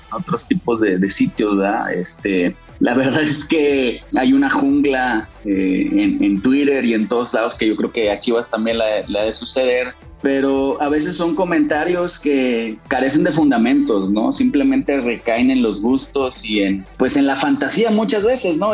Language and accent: Spanish; Monterrey, Nuevo León, Mexico; la mayoría somos de Monterrey